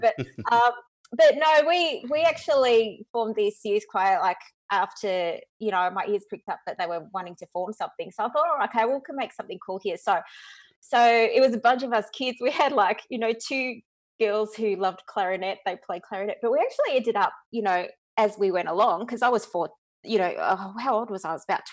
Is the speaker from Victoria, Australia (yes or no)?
yes; Dandenong, Victoria, Australia; I'm a Dandenong chick, so as my husband would call me, a bit of a rat bag. So I come from the Dandenong